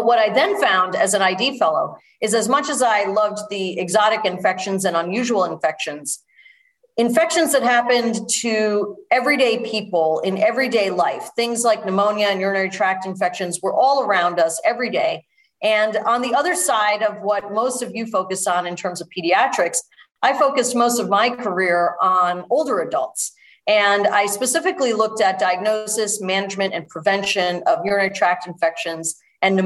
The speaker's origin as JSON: {"language": "English", "town": "New York City", "region": "New York", "country": "United States", "tie": "born or raised there", "moved": "as an adult", "lives_now": "Connecticut, United States", "said": "I was born in New York City"}